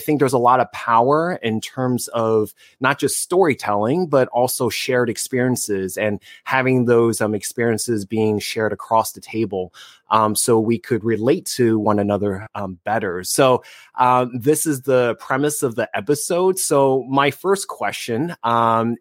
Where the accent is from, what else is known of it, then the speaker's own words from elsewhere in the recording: New Jersey, United States; now in Southern California, United States; born and raised in New Jersey and currently in Southern California